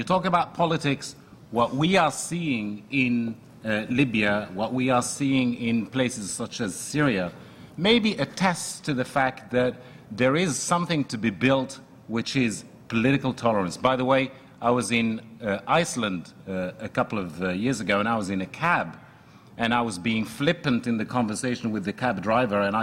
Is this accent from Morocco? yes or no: yes; Morocco; now in United States; I'm from Morocco